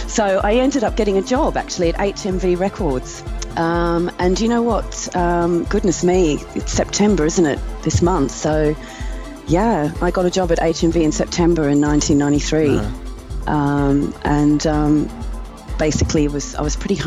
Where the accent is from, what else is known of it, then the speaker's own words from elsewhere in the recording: Brisbane, Queensland, Australia; moved away as an adult; now in London, United Kingdom; I was born in Brisbane in Australia. And I have lived in London for the past 24 years